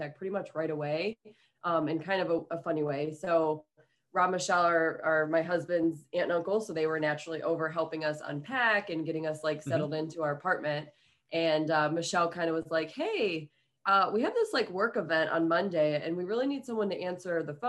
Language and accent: English; Ohio, United States; moved away; I'm originally from Ohio